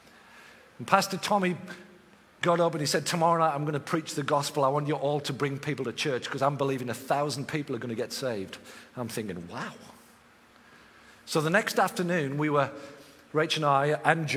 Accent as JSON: {"language": "English", "region": "England", "country": "United Kingdom", "said": "I'm from England"}